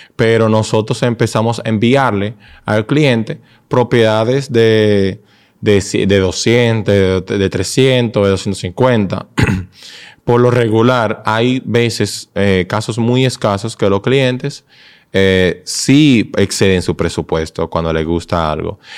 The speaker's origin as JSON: {"language": "Spanish", "country": "Dominican Republic", "said": "nosotros como dominicanos"}